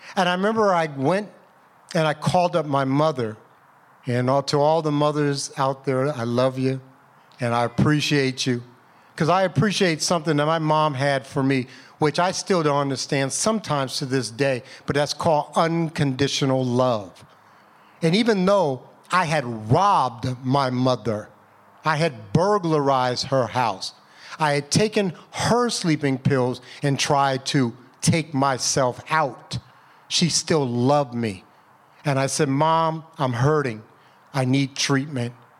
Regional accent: United States; I'm from Chester Valley. I went to Bartlett High School.

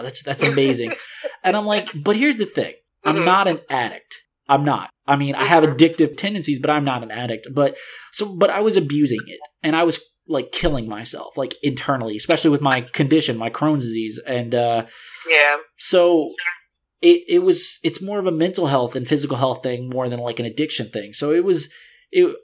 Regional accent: New Orleans, Louisiana, United States; moved away; I'm from New Orleans, so I'm used to that atmosphere

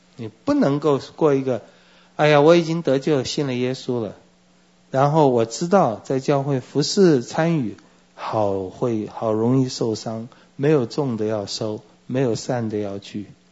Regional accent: Taiwan; 我也是台湾人

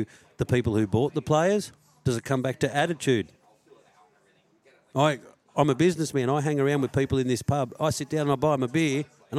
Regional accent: Penrith, New South Wales, Australia; I'm from Penrith

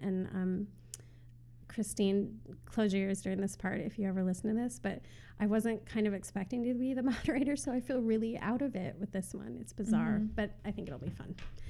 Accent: Sioux City, Iowa, United States; I grew up in Sioux City, which had about, 85,000 mm-hmm. people, and I considered that small

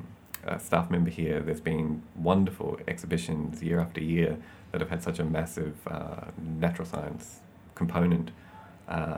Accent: Dunedin, Otago, New Zealand; moved away; That was in Dunedin in New Zealand.

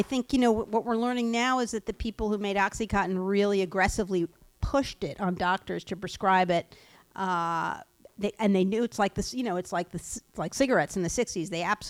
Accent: Long Island, New York, United States; I grew up on Long Island where there are lots of Jews.

